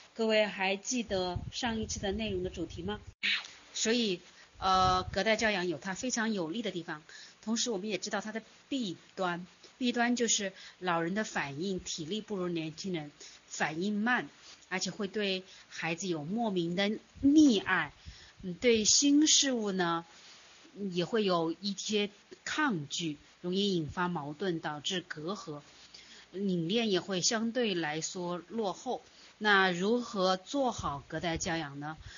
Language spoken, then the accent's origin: Chinese; China; 我们中国人，呃，过往特别注重的就是大家庭的隔代教养，祖辈的关系